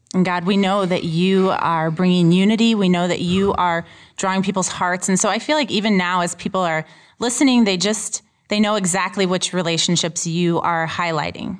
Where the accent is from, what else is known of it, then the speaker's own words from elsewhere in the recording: Urbana, Illinois, United States; moved away as an adult; also born or lived in South Suburbs of Chicago; now in Chicago, United States; I was born and raised in Urbana and, like, fourth generation to go to Urbana High School